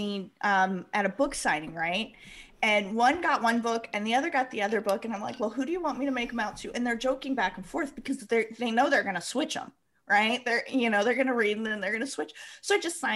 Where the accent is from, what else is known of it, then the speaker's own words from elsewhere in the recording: Midwest, United States; I'm cheap Midwesterner.